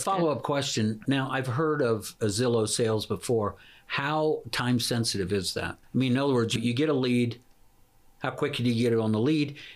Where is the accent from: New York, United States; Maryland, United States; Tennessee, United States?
Maryland, United States; Baltimore; I'm a from Baltimore area